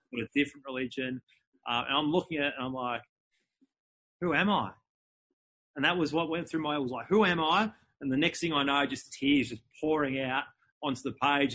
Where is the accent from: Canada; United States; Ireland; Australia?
Australia; Melbourne, Victoria; I was born in, in Melbourne, in Melbourne, Australia.